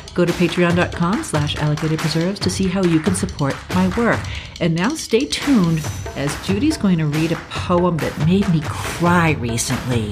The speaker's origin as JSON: {"language": "English", "region": "East Coast", "country": "United States", "tie": "born or raised there", "moved": "yes", "lives_now": "Colorado, United States", "said": "I grew up on the East Coast"}